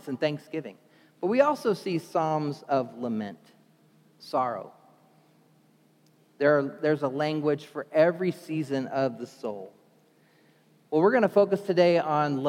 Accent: New Jersey, United States; moved away; I was born in Jersey, New Jersey

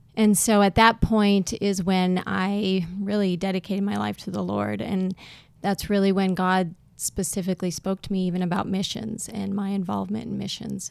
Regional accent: South Dakota, United States; now in East Texas, United States; I'm originally from up north, uh, South Dakota originally

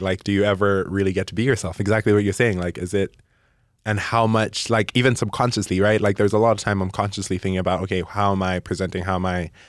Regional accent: Malawi; moved away as an adult; also born or lived in Caldwell, Idaho; now in Idaho, United States; I was born and raised in Malawi. I spent all of my life there

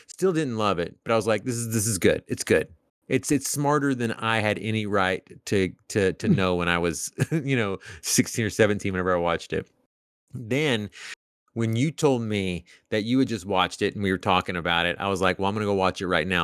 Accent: East Texas, United States; I grew up in East Texas

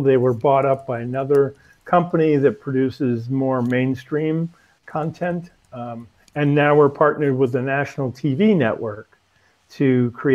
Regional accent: United States; now in Beijing, China; being an American in China

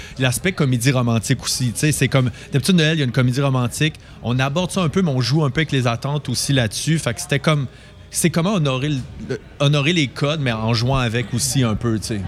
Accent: Sherbrooke, Quebec, Canada; je viens de Sherbrooke

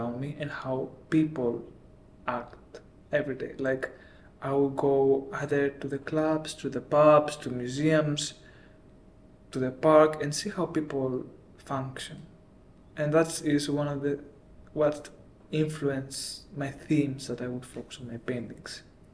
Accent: Athens, Attica, Greece; moved away as an adult; also born or lived in Milan, Italy / London, United Kingdom; I grew up in Greece

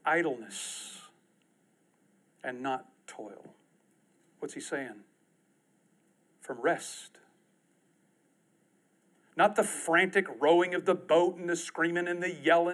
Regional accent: East Texas, United States; I'm from East Texas

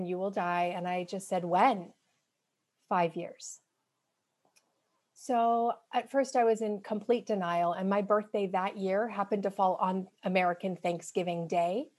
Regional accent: Canada; moved away as an adult; now in Seattle, United States; I'm Canadian

